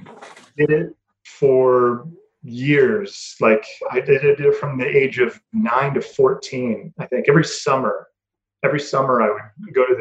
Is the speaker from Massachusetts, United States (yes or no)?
no; Greeley, Colorado, United States; moved away as an adult; also born or lived in Knoxville, Tennessee / Winston-Salem, North Carolina / Fort Collins, Colorado; I'm originally from a small town in northern Colorado called Greeley